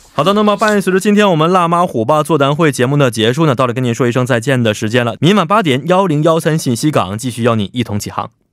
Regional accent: Liaoning, China; also born or lived in Haidian, Beijing; now in Seoul, South Korea; 我是辽宁的，每年我们高三的时候做的卷子都是什么海淀区的

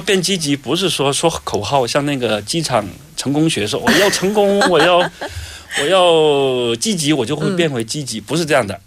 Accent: China; 我们中国人，包括可能日本人也有这样的想法

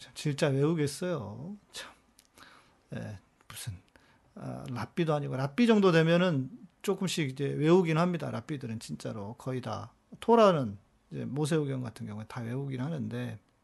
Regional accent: South Korea; 우리는 한국 사람들은

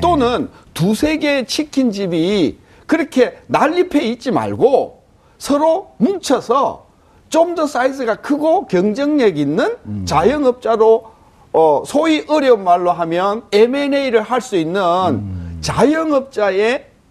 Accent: Yeongnam, South Korea; 전 영남이라서

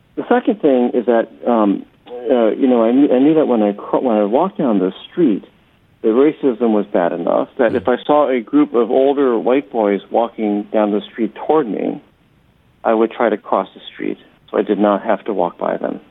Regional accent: Akron, Ohio, United States; also born or lived in Atlanta, Georgia, United States; now in New York City, United States; When I moved to Akron, Ohio

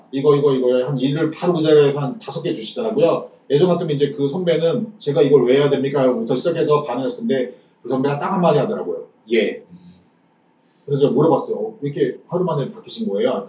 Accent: South Korea; 지금 내가 대한민국에서

